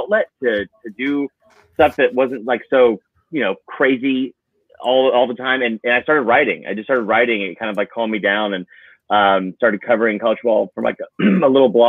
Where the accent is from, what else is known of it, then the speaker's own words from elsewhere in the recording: Stone Mountain, Georgia, United States; I'm from Stone Mountain, Georgia